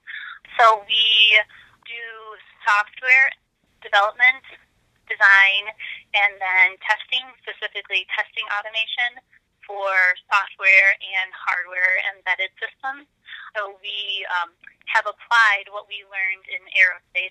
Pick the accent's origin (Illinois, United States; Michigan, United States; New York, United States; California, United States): Michigan, United States; also born or lived in Florida; growing up in Michigan, I actually went to school to college in Florida